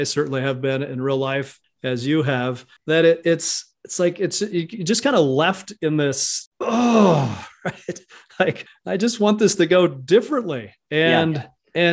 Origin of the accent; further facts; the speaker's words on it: Hawaii, United States; accent: Hawaiian Pidgin; In our family, if somebody would say, I'm starting to become hoo-hoo, or you're making me hoo-hoo, it was like we're talking Hawaiian pigeon